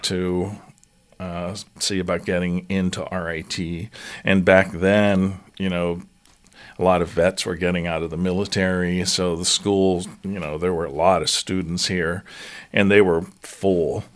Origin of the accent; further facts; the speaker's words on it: New Castle, Pennsylvania, United States; moved away as an adult; also born or lived in Colorado / Atlanta / Rochester, New York; I grew up just outside of Pittsburgh, Pennsylvania, in a town called Newcastle